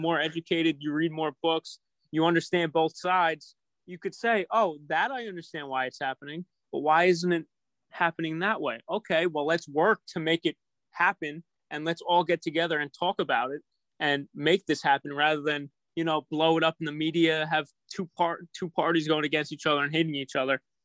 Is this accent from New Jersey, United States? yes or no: no; New York City, New York, United States; I'm a New Yorker